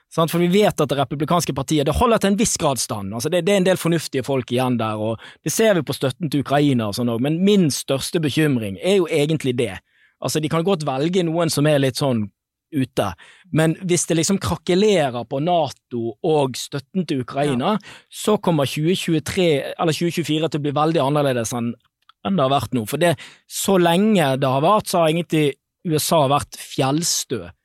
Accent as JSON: {"language": "Norwegian", "town": "Bergen", "region": "Vestland", "country": "Norway", "said": "Jeg er jo bergenser"}